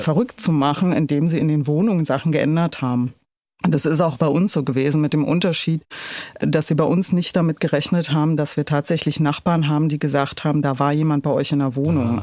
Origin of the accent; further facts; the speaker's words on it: Berlin, Germany; ich bin in Pankow aufgewachsen